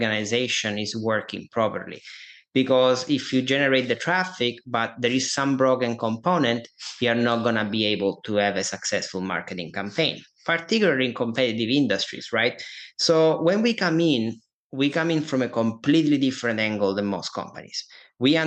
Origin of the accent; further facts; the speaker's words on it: Italy; accent: Italian; English is a second language; moved away as an adult; now in United States; I'm Italian. You probably guys can hear that from my accent here.